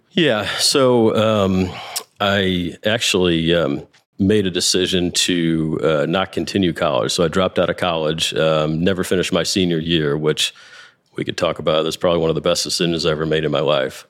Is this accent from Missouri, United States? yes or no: yes; Chesterfield, Missouri, United States; I grew up in Chesterfield